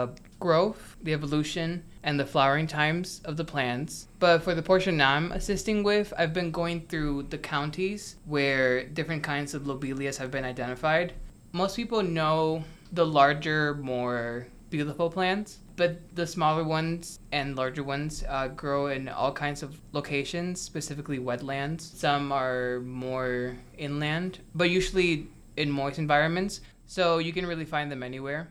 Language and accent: English; Cleveland, Ohio, United States; also born or lived in Puerto Rico; I grew up in Cleveland, Ohio